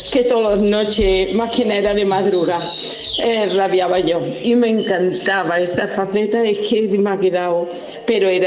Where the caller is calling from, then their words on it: Dos Hermanas, Andalusia, Spain; Muy buenos días, equipo. … de Dos Hermanas.